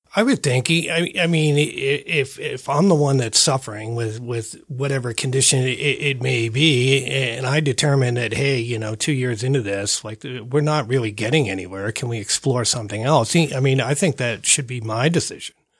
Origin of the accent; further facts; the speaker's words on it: Northeast, United States; now in Colorado, United States; I'm from the Northeast.